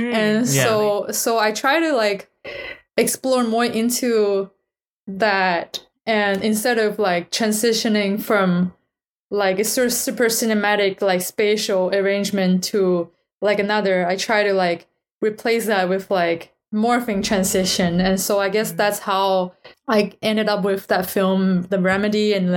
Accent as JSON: {"language": "English", "country": "China", "tie": "born or raised there", "second_language": "English", "moved": "as an adult", "lives_now": "United States", "said": "after I came to the United States, because I grew up in China."}